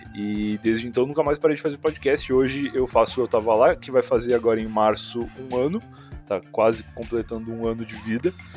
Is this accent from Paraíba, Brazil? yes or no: no; Rio Grande, Rio Grande do Sul, Brazil; moved away as an adult; now in Osasco, Brazil; eu sou gaúcho lá do sul do Rio Grande do Sul, a cidade de Rio Grande e moro em São Paulo, mas precisamente em Osasco, já há uns bons cinco anos